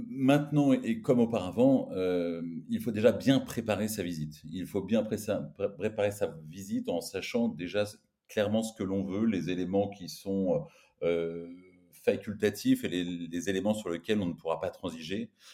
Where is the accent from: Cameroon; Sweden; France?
France; on est français